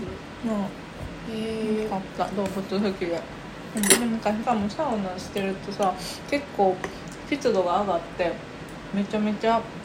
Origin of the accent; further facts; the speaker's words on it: Sakai, Osaka, Japan; そう堺が地元で